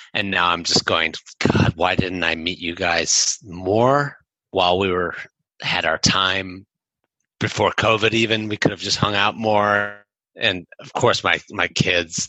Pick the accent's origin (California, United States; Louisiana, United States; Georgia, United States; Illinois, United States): Illinois, United States; Chicago; moved away as an adult; also born or lived in Japan; Chicago's my hometown. My parents still live there.